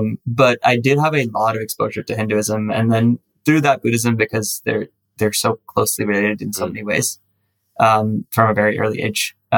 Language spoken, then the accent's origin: English; United Arab Emirates; Yeah, I'm actually Indian ethnically. My parents are Indians. I am Indian as well, technically. Like, I have a Indian passport. I just grew up in the UAE.